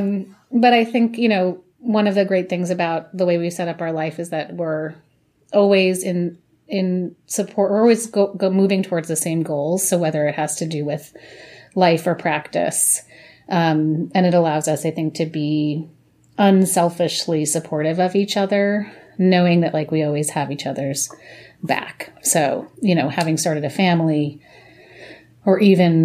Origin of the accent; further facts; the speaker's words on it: New York City, New York, United States; now in Brooklyn, United States; I grew up in Manhattan